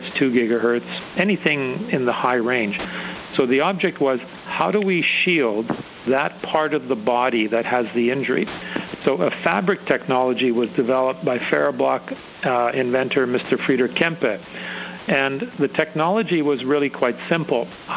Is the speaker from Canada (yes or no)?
yes; Canada; As a Canadian